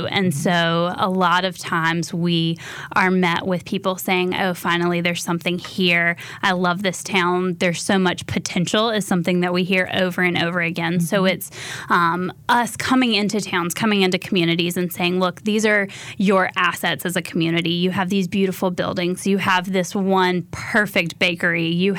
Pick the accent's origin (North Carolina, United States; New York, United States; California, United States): North Carolina, United States; Alamance County; I was born and raised in Alamance County, North Carolina, and so I love the small town feel of all these hidden places in North Carolina.